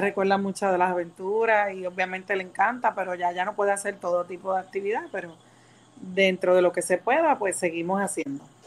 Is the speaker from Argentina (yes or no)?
no; San Juan, Puerto Rico; Soy de San Juan, nacida y criada